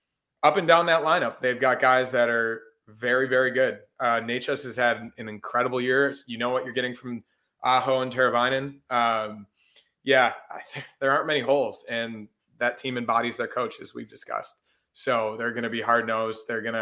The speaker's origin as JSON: {"language": "English", "country": "Canada", "said": "like, I know more hockey than you because I'm Canadian."}